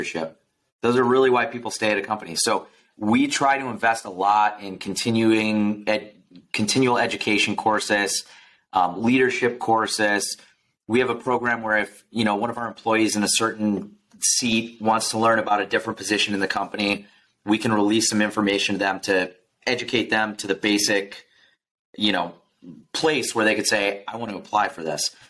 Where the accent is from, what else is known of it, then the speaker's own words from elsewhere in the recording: Michigan, United States; moved away as an adult; now in Phoenix, United States; I grew up in Michigan